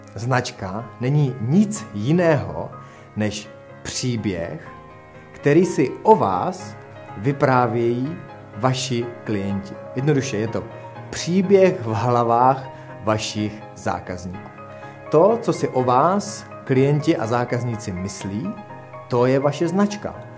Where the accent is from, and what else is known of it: Czechia